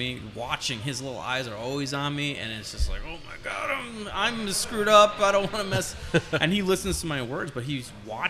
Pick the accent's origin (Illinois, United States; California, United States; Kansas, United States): Illinois, United States; born there; I was born in Illinois.